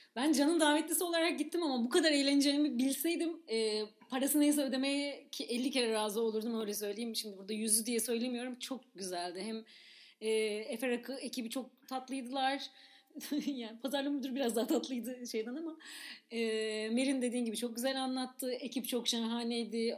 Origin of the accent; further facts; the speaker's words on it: İzmir, Turkey; ben de İzmir'de büyüdüm